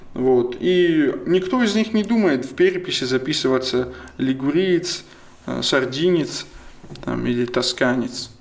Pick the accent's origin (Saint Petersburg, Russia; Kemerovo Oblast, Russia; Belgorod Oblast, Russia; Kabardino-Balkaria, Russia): Kabardino-Balkaria, Russia; Russian is a second language; я, допустим, кабардинец